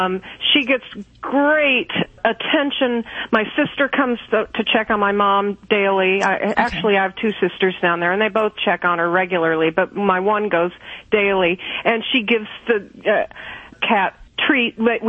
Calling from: Kentucky, United States

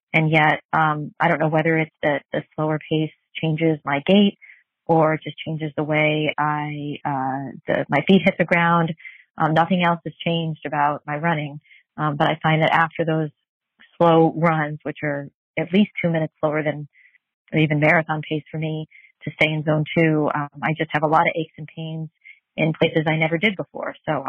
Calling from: Virginia, United States; I'm calling from Virginia.

